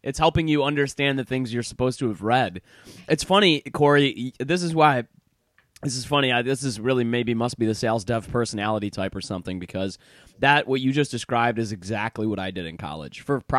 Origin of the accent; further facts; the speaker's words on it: Michigan, United States; I grew up in Michigan, man.